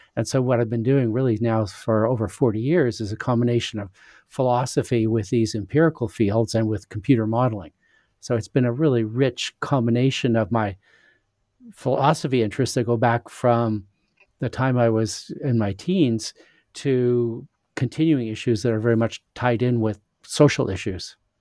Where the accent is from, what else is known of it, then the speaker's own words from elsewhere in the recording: Saskatchewan, Canada; moved away; also born or lived in United States / England; I'm, uh, Canadian. I was born in Saskatchewan in Western Canada, but I've lived a lot of places.